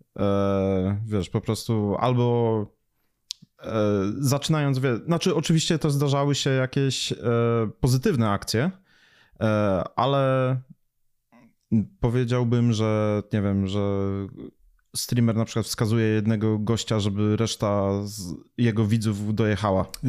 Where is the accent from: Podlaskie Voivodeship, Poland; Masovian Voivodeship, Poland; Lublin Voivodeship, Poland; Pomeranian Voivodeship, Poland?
Podlaskie Voivodeship, Poland; Białystok; ja mówię, że jestem z Białego Stoku